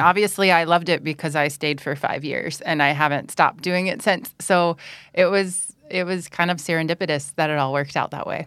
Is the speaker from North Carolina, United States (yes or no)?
yes; North Carolina, United States; first language English; moved away as an adult; now in Bang Saen, Thailand; I'm from North Carolina in the United States